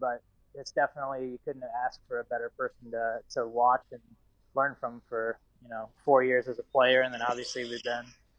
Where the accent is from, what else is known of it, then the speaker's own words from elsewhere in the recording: Ohio, United States; And obviously growing up in Ohio and being able to play for Ohio State, that was something that I had always, that was a goal of mine.